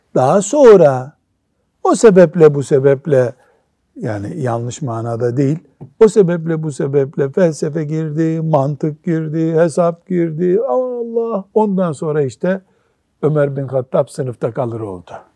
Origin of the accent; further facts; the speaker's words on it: Black Sea Region, Turkey; bizim Karadeniz'de